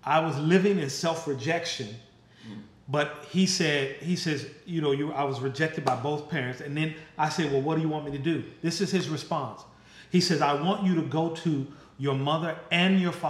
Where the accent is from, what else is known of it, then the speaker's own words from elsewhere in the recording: Chicago, Illinois, United States; I grew up in Chicago, Illinois.